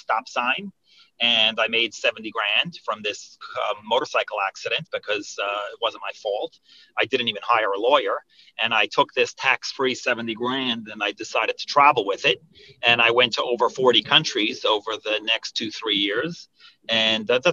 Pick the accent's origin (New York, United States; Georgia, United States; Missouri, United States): New York, United States; Monsey; I grew up in Muncie, New York